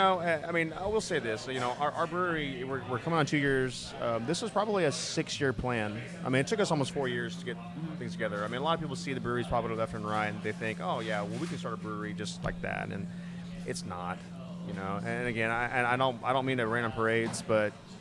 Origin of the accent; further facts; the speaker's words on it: Houston, Texas, United States; Born and raised in Houston